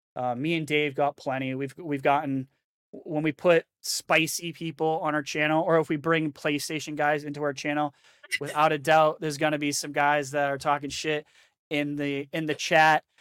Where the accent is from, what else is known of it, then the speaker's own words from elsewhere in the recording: New Hampshire, United States; also born or lived in the South (US); now in the South, United States; I'm from New Hampshire, so I used to do a lot of ice fishing too